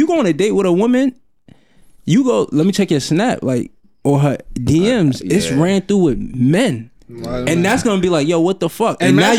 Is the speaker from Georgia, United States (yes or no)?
no; Alabama, United States; I'm just African. I'm from, all I know is I'm from Alabama.